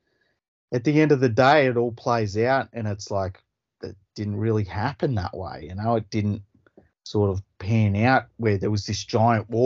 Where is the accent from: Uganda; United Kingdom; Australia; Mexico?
Australia; I'm Australian.